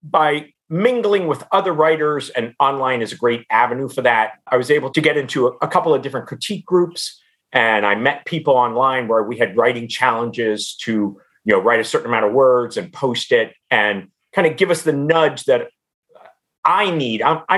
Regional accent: Cincinnati, Ohio, United States; I grew up in Cincinnati

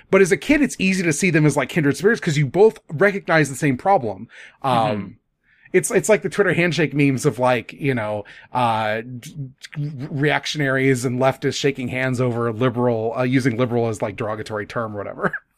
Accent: Midwest, United States; as a kid growing up in the Midwest

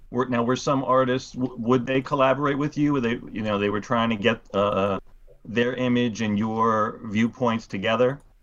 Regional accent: New York City, New York, United States; I I grew up in Queens

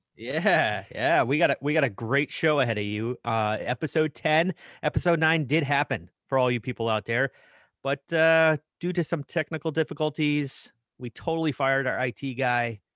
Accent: Simsbury, Connecticut, United States; I was growing up in Simsbury, Connecticut

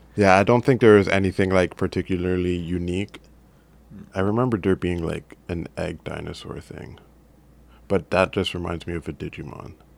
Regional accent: Brampton, Ontario, Canada; also born or lived in Jamaica / Mississauga; we started in Mississauga, I think, and I came to Brampton in grade four

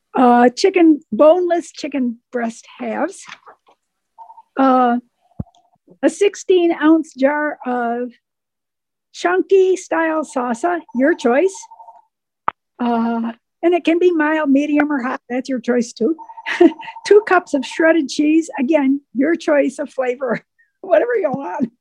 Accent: Waynesville, North Carolina, United States; I'm from Waynesville, North Carolina, which is the mountain.

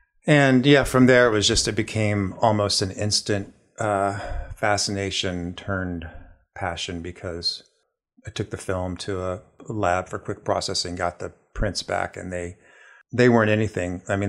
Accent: Ohio, United States; now in Kingston, United States; So I grew up in Ohio, just south of Columbus. I'm one of five children.

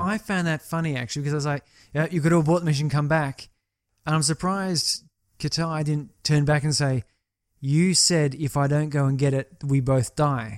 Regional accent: Australia

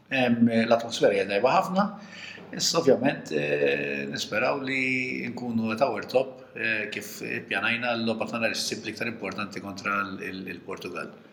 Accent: Malta; aħna Maltin

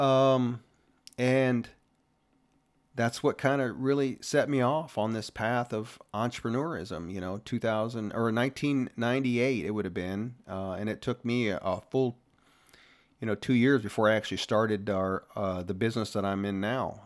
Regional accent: Ohio, United States; moved away as an adult; growing up in Ohio, I was blue-collar kinda guy

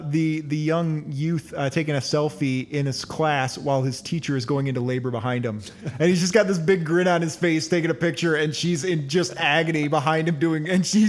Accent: United States; As an American

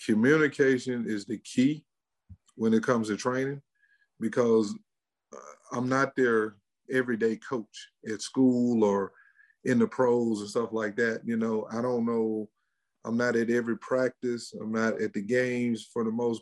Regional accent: Mississippi, United States; We're from Mississippi.

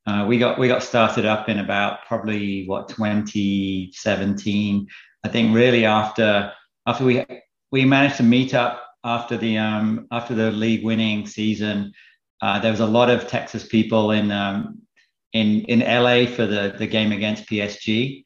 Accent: Leamington Spa, West Midlands, United Kingdom; So actually I'm from Leamington Spa, so just in Warwickshire, but I could never be a Coventry City fan.

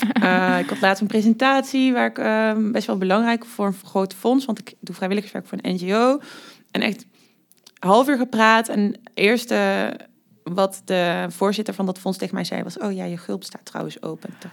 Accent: Amerika, Limburg, Netherlands; accent: soft G; moved away as an adult; now in Nijmegen, Netherlands; ik kom uit Limburg, wat je waarschijnlijk ook al hoort aan mijn zachte G. Eh, ik ben daar opgegroeid in een heel klein dorpje genaamd Amerika op de boerderij

